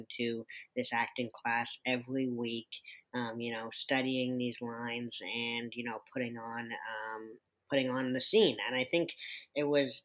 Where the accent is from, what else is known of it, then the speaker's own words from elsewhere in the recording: Winnipeg, Manitoba, Canada; moved away; I grew up in Winnipeg, Canada, kind of the south side over there